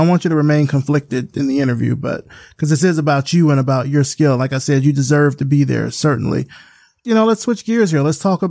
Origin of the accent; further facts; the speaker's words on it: Selma, Alabama, United States; moved away as an adult; now in Atlanta, United States; I came to Atlanta in 99. So like right after that, but I'm from Alabama. I'm from Selma. So I'm not that far from Atlanta. I'm like roughly about 3 hours.